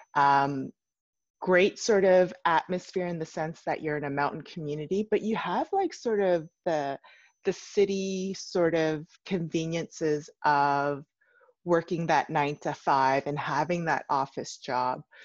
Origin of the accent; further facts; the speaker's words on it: Canada; I was born in Canada.